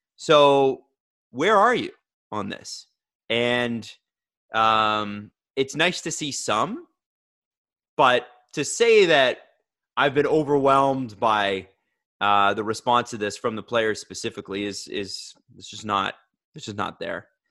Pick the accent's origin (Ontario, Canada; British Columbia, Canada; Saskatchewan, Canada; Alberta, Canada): Ontario, Canada; Toronto; I grew up in Scarborough in a mixed race community